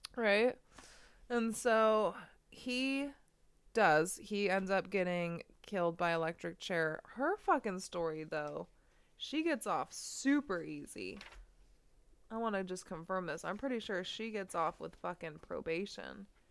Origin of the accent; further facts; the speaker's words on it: United States; The United States.